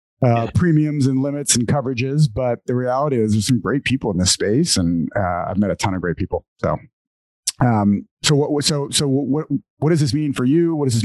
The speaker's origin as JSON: {"language": "English", "town": "New Orleans", "region": "Louisiana", "country": "United States", "tie": "born or raised there", "said": "I grew up in New Orleans"}